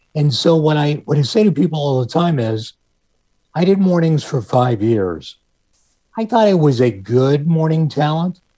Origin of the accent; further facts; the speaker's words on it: Pittsburgh, Pennsylvania, United States; moved away as an adult; Pittsburgh, um, which is my hometown